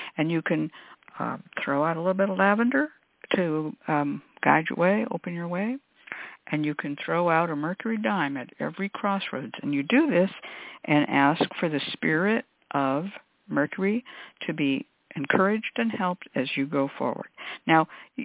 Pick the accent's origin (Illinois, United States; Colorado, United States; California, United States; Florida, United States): California, United States; Berkeley; also born or lived in Oakland; I was raised in Berkeley and Oakland